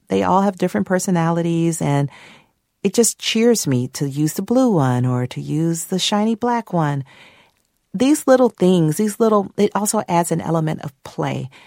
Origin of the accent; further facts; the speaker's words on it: Atlanta, Georgia, United States; my first book about growing up in Atlanta during the Atlanta child murders